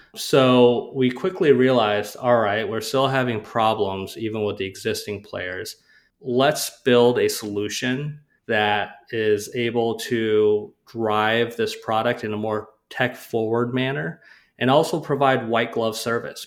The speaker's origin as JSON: {"language": "English", "town": "Rochester", "region": "Minnesota", "country": "United States", "tie": "born or raised there", "said": "I grew up in Rochester, Minnesota"}